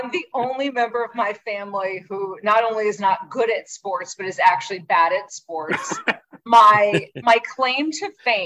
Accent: Urbana, Illinois, United States; I was born and raised in Urbana

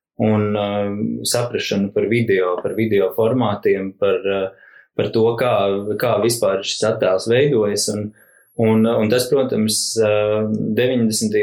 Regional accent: Rūjiena, Valmiera Municipality, Latvia; es esmu no Rūjienas um, un uh, uzaugu skarbījos 90.

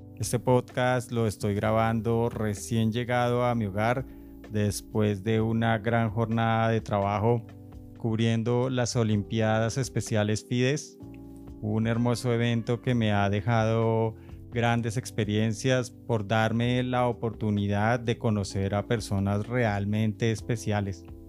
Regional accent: Bogotá, Colombia; Como buenos bogotanos

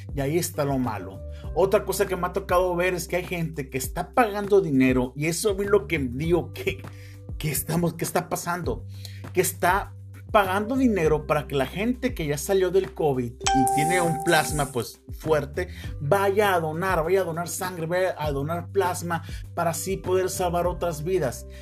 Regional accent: Mexico; todos somos mexicanos

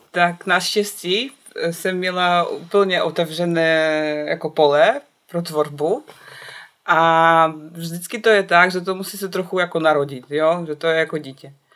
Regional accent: Brest, Brest Region, Belarus; Czech is a second language; moved away as an adult; now in Ostrava, Czechia; Původně jsem z Běloruska, proto moje čeština je tak skvělá

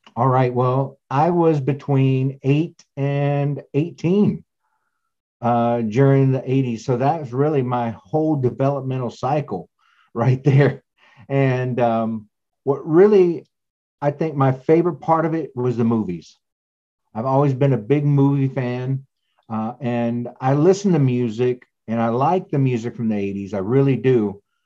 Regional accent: East Texas, United States; I grew up in East Texas

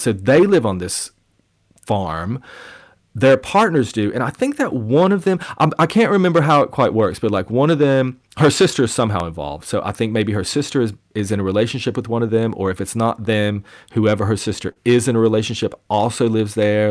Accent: Bristol, Tennessee, United States; my hometown festival, in East Tennessee, the Bristol Rhythm and Roots Reunion Festival

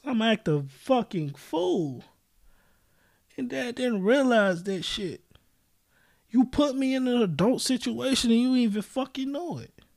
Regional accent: United States; also born or lived in Japan; I grew up in America

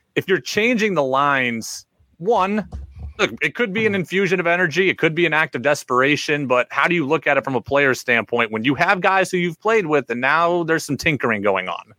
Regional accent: New York, United States; I grew up in New York State.

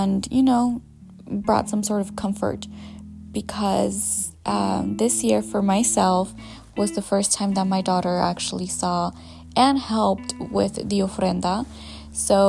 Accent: California, United States; also born or lived in Jalisco, Mexico; my hometown, where I was born, where I was majority of my life raised, and part of my life, I should say, because majority of my life I was raised in California

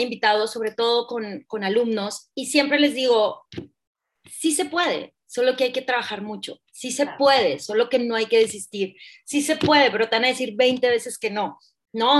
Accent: Hermosillo, Sonora, Mexico; also born or lived in Mexico City; yo soy de Sonora, de Hermosillo, Sonora, de hecho vivo acá

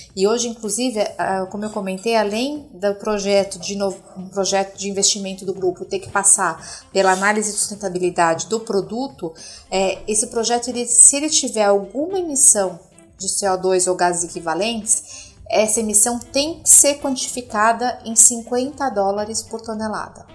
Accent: Brazil; como líder da região, como brasileira e como executiva

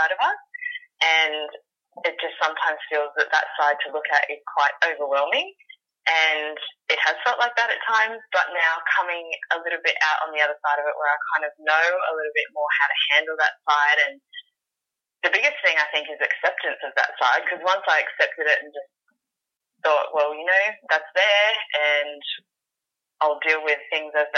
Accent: Sydney, New South Wales, Australia; I'm from Sydney, Australia.

